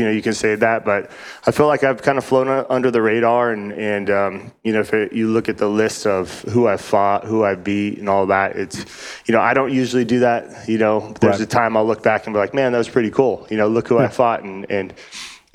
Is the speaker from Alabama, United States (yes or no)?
no; Reno, Nevada, United States; also born or lived in Northern Idaho; now in Arizona, United States; I was born in Northern Idaho and my grandpa and dad and all them were kind of ranching up there. And we all moved to Reno, Nevada when I was real young